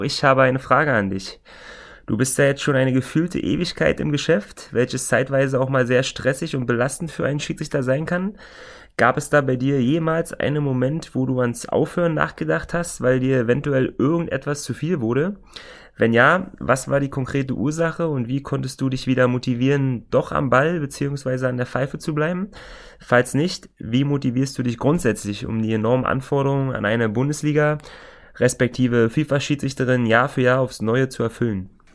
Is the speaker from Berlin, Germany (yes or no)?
yes; Berlin, Germany; es hat sich in meiner Heimatstadt recht schnell herumgesprochen